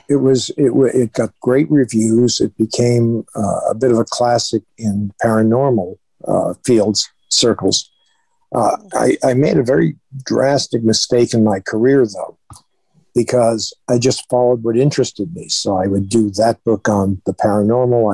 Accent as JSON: {"language": "English", "town": "Springfield", "region": "Massachusetts", "country": "United States", "tie": "born or raised there", "also_born_or_lived": "Boston, Massachusetts", "said": "I was born in Boston, Massachusetts. Uh, and when I was one, my parents moved to Springfield, Mass"}